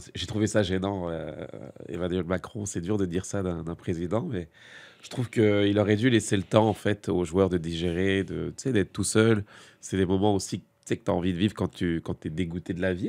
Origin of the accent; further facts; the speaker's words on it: France; en tant que Français